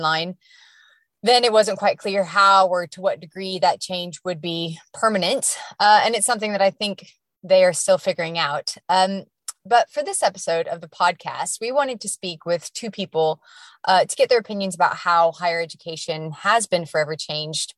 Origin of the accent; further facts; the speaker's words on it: United States; moved away; I'm obviously from the US, which some people may have been able to pick up on from my accent